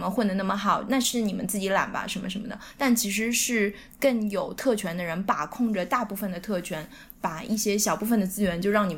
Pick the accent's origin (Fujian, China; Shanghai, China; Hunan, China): Shanghai, China; moved away; also born or lived in New York; 我是在上海长大的嘛，上海是一个别人都想进来的移民城市。我作为 insider，嗯，里面的人，然后我又跑到纽约去，纽约我作为一个 outsider 想要进去